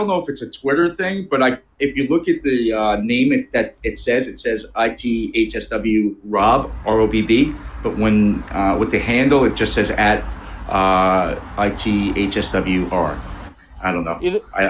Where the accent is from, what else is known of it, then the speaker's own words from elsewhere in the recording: New York, United States; moved away as an adult; also born or lived in Arizona; now in Southern California, United States; I grew up in New York, skating on the ponds